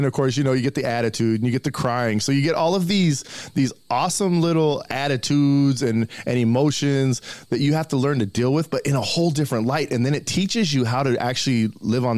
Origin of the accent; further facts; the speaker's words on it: Colorado, United States; I was born and raised in Colorado